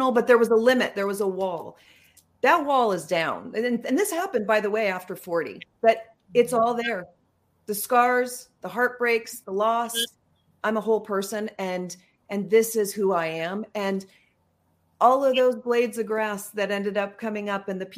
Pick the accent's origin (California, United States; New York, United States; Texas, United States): California, United States; Yorba Linda; I'm from Southern California. Mm-hmm. And so I grew up in Yorba Linda